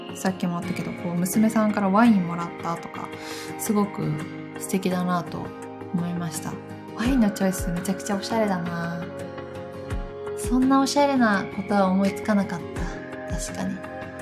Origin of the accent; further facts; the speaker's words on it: Gifu, Japan; 岐阜の出身なんですけど